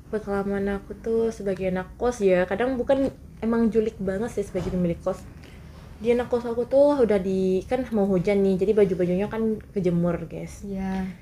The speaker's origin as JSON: {"language": "Indonesian", "region": "West Sumatra", "country": "Indonesia", "said": "pasti kita pemikiran kita sebagai orang Minang lain gitu kan"}